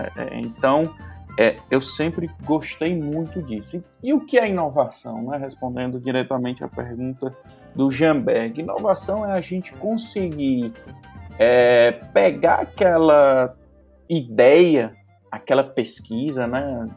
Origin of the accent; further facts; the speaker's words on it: Crato, Ceará, Brazil; also born or lived in Fortaleza / Lavras da Mangabeira; E com dois anos eu fui para o Crato, Cratinho de Açúcar